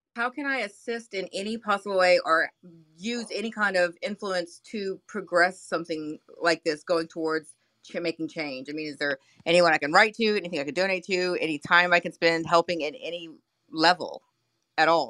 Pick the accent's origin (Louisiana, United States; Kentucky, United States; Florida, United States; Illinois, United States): Louisiana, United States; New Orleans; now in Houston, United States; back in New Orleans where I grew up. I'm in Houston now.